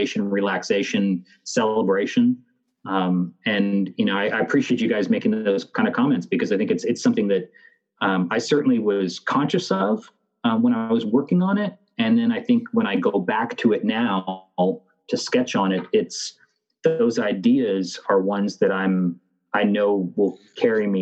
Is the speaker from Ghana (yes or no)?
no; Canada; I am Canadian